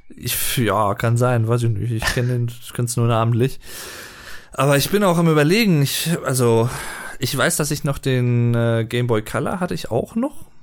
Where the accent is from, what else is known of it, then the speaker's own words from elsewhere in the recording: Berlin, Germany; Ich komme ja auch aus Berlin